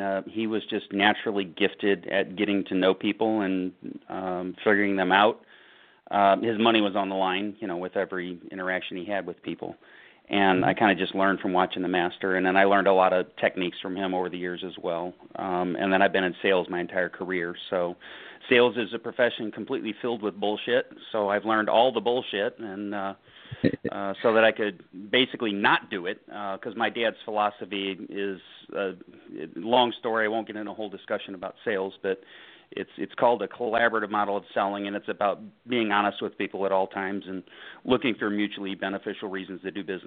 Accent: St. Louis, Missouri, United States; Born and raised in St. Louis

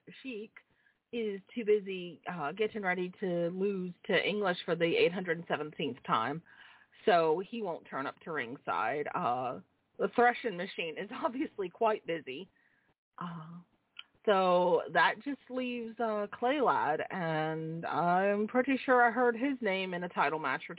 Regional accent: Dublin, Leinster, Ireland; as hard as it is for me as an Irish woman not to talk politics when I'm home in Dublin, I will behave myself

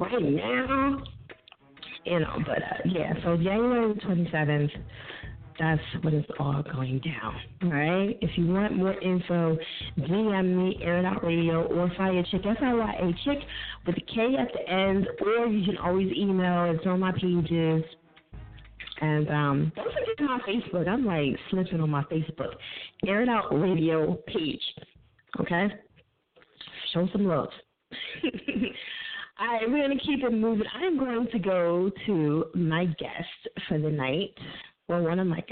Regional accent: New Jersey, United States; So I'm from Jersey

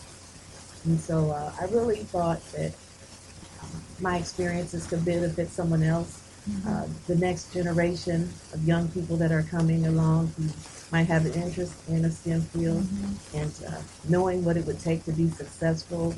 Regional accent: Grand Rapids, Michigan, United States; also born or lived in North Carolina / Illinois; I'm from Grand Rapids. I was educated in Grand Rapids, graduated from Hollywood Hills High School

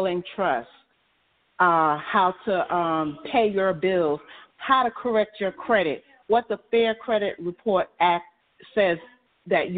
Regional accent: New York City, New York, United States; I was born and raised in Brooklyn, New York.

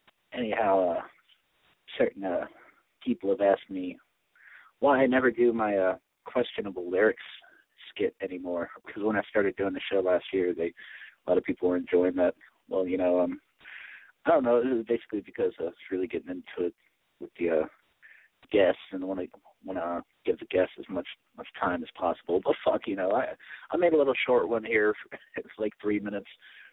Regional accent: Michigan, United States; also born or lived in Las Vegas, Nevada; now in Columbus, United States; Now, I only live in Las Vegas for, you know, 4 or 5 days out of the year, but that still counts. But I'm from Michigan.

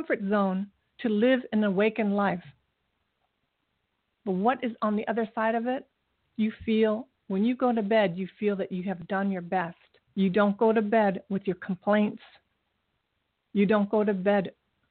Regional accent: Japan; now in United States; my country where I was born in Japan, there's no litter anywhere

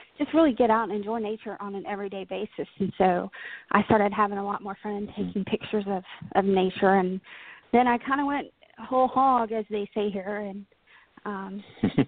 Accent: Paris, Texas, United States; I grew up in North Texas in the little town called Paris, not France. So born and bred Texas gal.

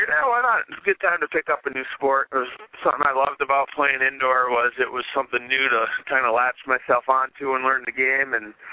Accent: Hartford, Connecticut, United States; moved away as an adult; now in Boston, United States; but I'm a New England guy. You know, I grew up in outside of Hartford, Connecticut

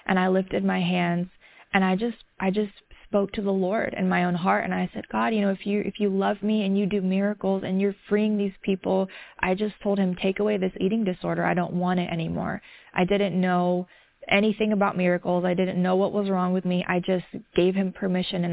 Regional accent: the South, United States; I grew up in the South in a community that was not very diverse.

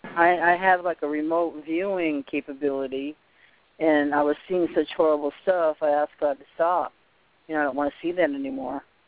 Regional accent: Boston, Massachusetts, United States; I was born in Boston

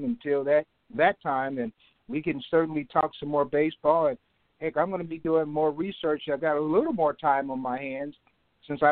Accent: Kansas City, Kansas, United States; I was born in Kansas City, Kansas.

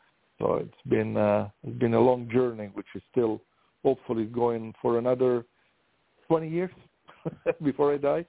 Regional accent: Italy; English is a second language; moved away as an adult; now in United States; So from Italy, I'm from Italy, that's why the accent. So when I was 18, I was able to move to U.S.

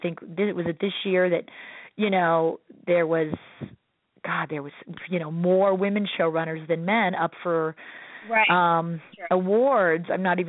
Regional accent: Midwest, United States; this Midwestern guy was like, I don't know, I'm a Midwesterner.

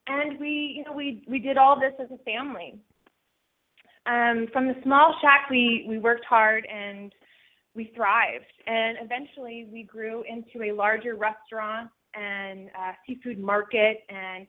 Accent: Spotsylvania, Virginia, United States; I'm from Spotsylvania, Virginia, which is a small town in Virginia, about 60 miles south of Washington, D.C., born and raised there

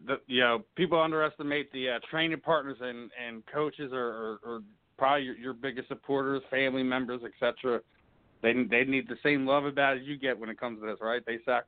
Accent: Philadelphia, Pennsylvania, United States; I'm from Philly

